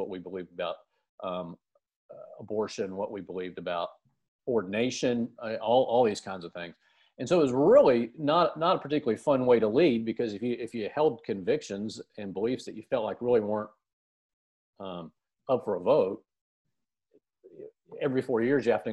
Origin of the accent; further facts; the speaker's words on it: United States; I'm from the United States